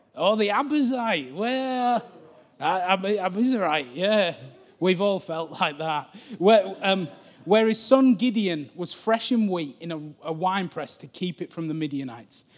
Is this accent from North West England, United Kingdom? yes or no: yes; Cumbria, North West England, United Kingdom; I'm from Cumbria